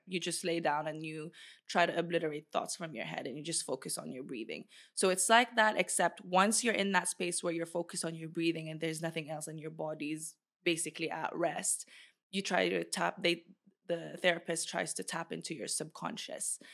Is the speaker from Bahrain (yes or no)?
yes; Bahrain; moved away; also born or lived in Philippines; I was in Bahrain